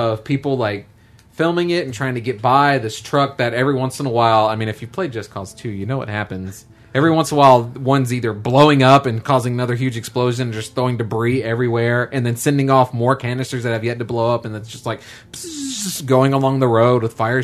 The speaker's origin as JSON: {"language": "English", "town": "Little Rock", "region": "Arkansas", "country": "United States", "said": "we're from Little Rock."}